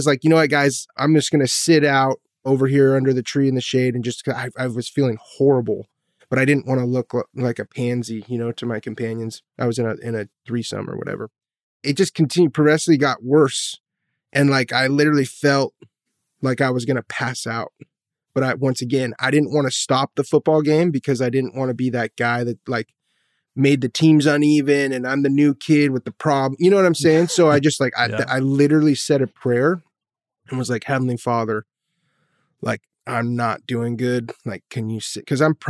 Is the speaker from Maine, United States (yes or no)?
no; California, United States; I'm a drug addict. I was born and raised here in Orange County. Grew up a member of the church.